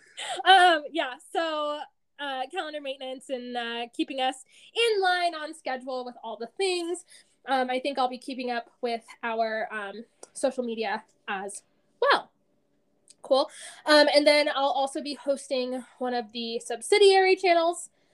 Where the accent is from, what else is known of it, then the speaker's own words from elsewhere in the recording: Colorado, United States; also born or lived in Kansas / Austin, Texas; I am born and raised in Colorado.